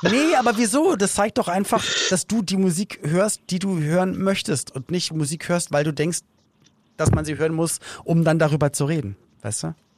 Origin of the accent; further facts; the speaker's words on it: Berlin, Germany; ich bin dann halt in Berlin aufgewachsen, in West-Berlin